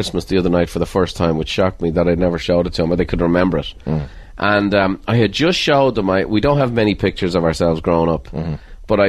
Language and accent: English; Ireland; But the good news about being Irish is you don't take yourself that seriously and you don't take anyone else that seriously either.